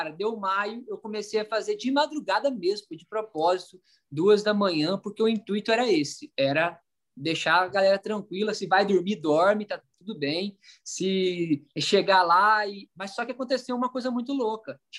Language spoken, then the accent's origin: Portuguese; Minas Gerais, Brazil; Porque eu sou mineiro, conheci … com 14 anos